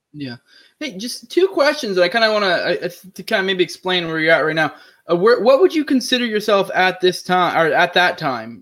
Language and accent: English; Maine, United States; I'm actually originally from Maine as well